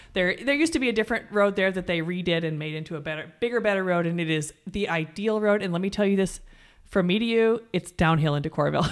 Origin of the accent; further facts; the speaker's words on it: Coralville, Iowa, United States; my hometown